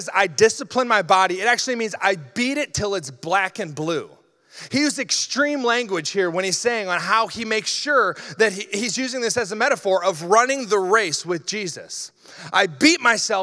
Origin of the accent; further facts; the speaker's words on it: Iowa, United States; I grew up in Iowa